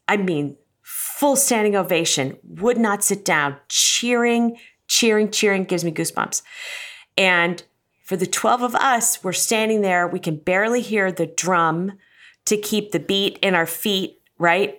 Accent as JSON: {"language": "English", "town": "Cincinnati", "region": "Ohio", "country": "United States", "tie": "born or raised there", "moved": "yes", "said": "I grew up in Cincinnati and love Cincinnati"}